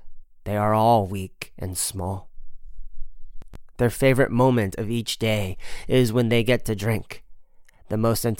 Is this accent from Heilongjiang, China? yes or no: yes; Heilongjiang, China; People say that the best Wuchang rice grows in water from the Lalin River and black earth from Changbai Mountain. That was the soil in which I also grew up.